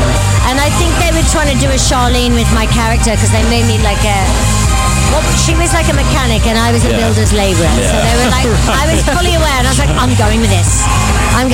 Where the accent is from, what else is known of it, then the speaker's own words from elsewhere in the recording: Australia; So I am Australian.